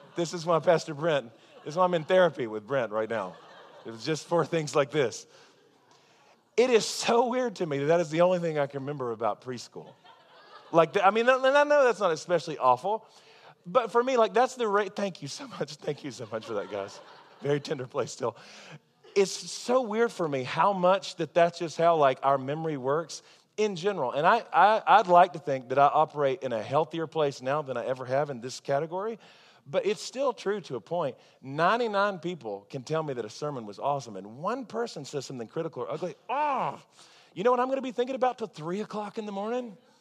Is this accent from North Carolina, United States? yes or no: yes; Charlotte, North Carolina, United States; now in Tulsa, United States; back in my hometown, I used to get my hair cut at the same salon as Ric Flair